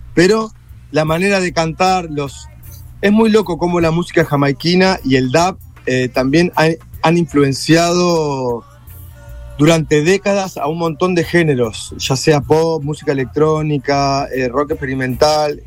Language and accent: Spanish; Argentina; como somos los argentinos